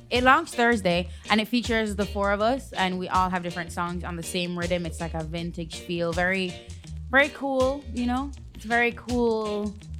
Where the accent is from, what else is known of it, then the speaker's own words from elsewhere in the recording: Jamaica; obviously I'm Jamaican. I grew up with dancehall.